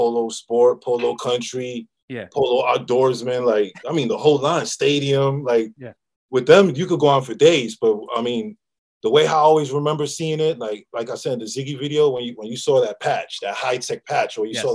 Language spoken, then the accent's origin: English; New York City, New York, United States; also born or lived in Queens, New York; I'm from Manhattan and I went to high school in Southside Jamaica in Queens.